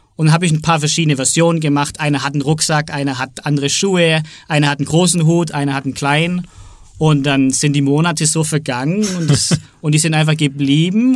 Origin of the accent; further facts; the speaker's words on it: Southern Germany, Germany; ich bin aus Süddeutschland